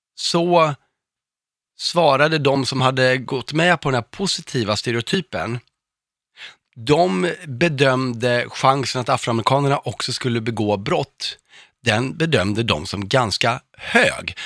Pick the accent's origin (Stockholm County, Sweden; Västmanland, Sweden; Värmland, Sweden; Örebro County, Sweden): Örebro County, Sweden; Örebro; Jag är, kommer från Örebro själv